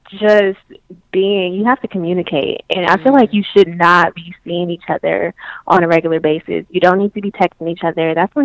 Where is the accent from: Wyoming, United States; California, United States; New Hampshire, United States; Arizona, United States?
California, United States; Oakland; I'm from Oakland, California.